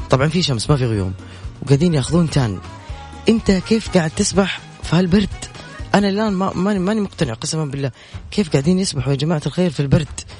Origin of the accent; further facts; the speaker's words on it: Yemen; انا يمنية يمنية